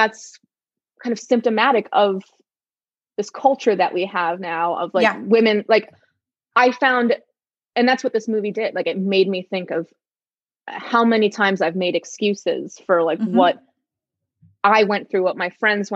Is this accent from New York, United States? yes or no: yes; New York City, New York, United States; I grew up in New York City